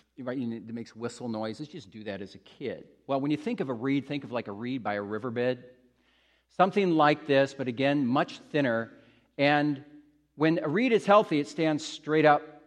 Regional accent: Midwest, United States; when I was a kid growing up in the Midwest, United States

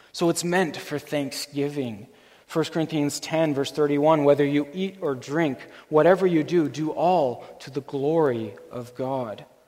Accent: Canada; our Canadian culture

